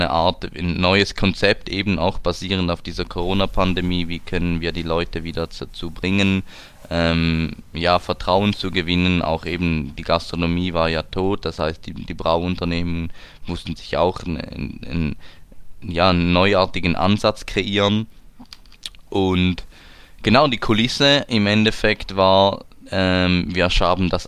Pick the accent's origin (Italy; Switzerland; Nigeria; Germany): Switzerland; Eishockey, da sind wir Schweizer ja ziemlich äh, prädestiniert dafür